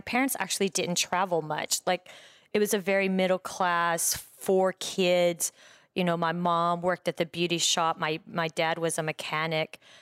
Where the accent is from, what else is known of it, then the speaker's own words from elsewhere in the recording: Breckenridge, Texas, United States; moved away as an adult; also born or lived in New York; now in Los Angeles, United States; I grew up, um, in a small town in West Texas called Breckenridge